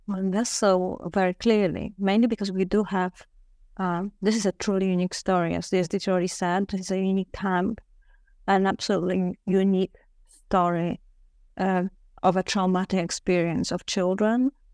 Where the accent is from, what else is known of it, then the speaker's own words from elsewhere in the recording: Warsaw, Masovian Voivodeship, Poland; I am originally from Warsaw, Poland. Uh, so I grew up